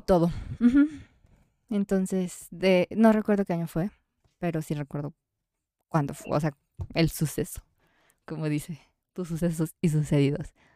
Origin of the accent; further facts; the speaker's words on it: Mexico; nosotros somos mexicanos